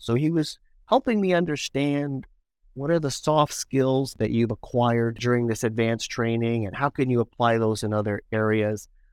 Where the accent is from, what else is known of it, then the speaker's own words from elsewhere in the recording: Toronto, Ontario, Canada; Growing up in Scarborough, one of my first jobs was being a lifeguard